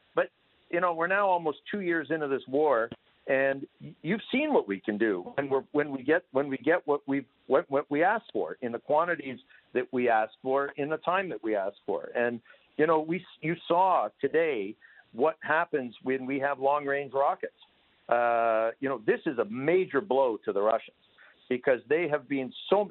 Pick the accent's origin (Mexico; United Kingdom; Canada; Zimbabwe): Canada; now in Ukraine; I come from Canada